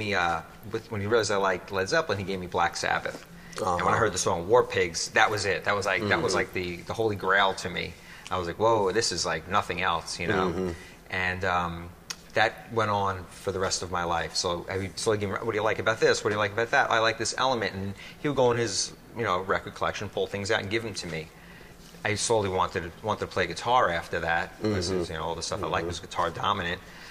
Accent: New York City, New York, United States; also born or lived in Long Island, New York; I grew up in Brooklyn in the early years, and then that was more like a disco town, Bensonhurst, Brooklyn

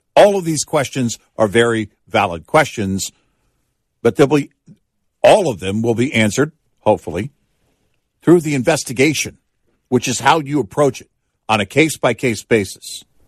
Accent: Texas, United States; also born or lived in Omaha, Nebraska; the age of four on, it was Texas

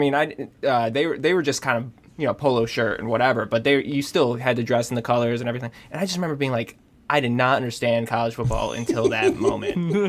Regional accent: Rochester, New York, United States; moved away; also born or lived in New Hampshire / Georgia; I grew up in Rochester, New York

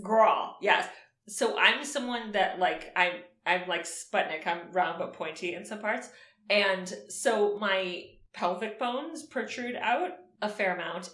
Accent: Miami Beach, Florida, United States; growing up in Miami Beach

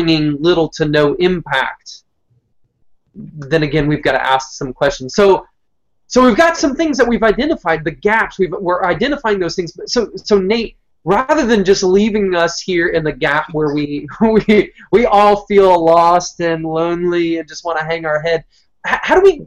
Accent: Southeast Michigan, United States; moved away; I grew up originally in Southeast Michigan

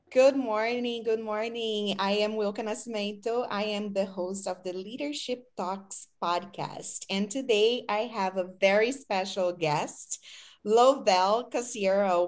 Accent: Brazil; English is a second language; moved away as an adult; now in United States; I am from Brazil, so I came here as an exchange student

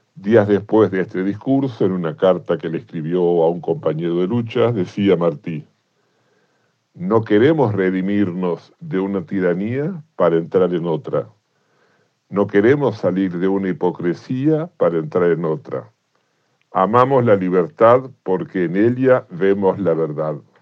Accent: Argentina; como argentino

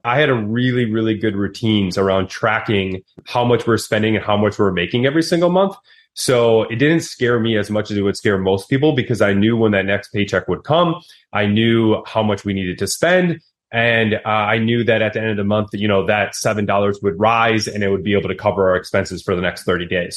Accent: Wisconsin, United States; I'm from Wisconsin

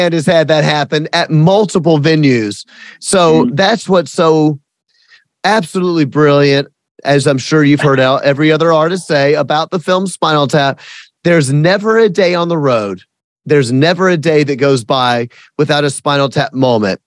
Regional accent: the South, United States; I'm from the South and I fully admit and I fully celebrate that I am a redneck

